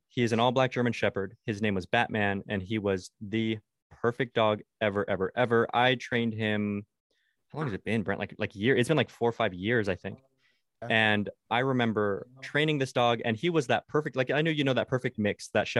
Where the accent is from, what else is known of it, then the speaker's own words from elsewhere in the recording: Mexico; Yeah. I grew up in Mexico.